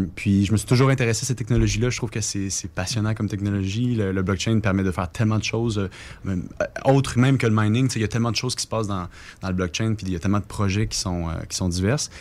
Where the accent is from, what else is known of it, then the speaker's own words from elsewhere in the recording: Quebec, Canada; nous, au Québec